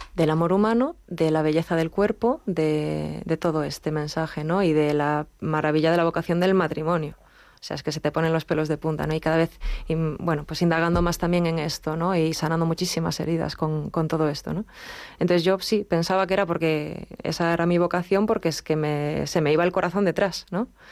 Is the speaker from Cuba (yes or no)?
no; Galicia, Spain; yo soy gallega